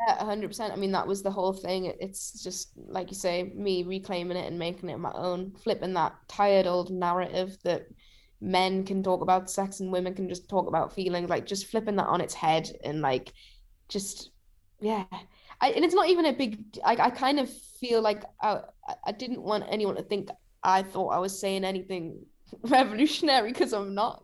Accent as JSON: {"language": "English", "town": "Newcastle upon Tyne", "region": "North East England", "country": "United Kingdom", "tie": "born or raised there", "said": "Riverside's, like, a pretty iconic venue in Newcastle, and it's my hometown show"}